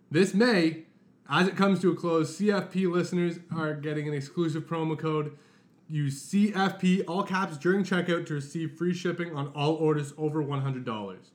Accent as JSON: {"language": "English", "country": "Canada", "said": "And to have that as a Canadian, I am so proud and excited"}